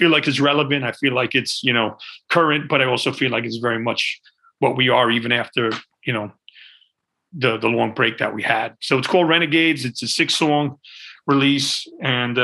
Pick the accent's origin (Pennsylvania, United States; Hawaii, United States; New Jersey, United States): New Jersey, United States; Montclair; moved away as an adult; also born or lived in Belleville, New Jersey / Los Angeles; now in California, United States; I'm from Jersey. Yeah, I'm from Jersey. I was born in Montclair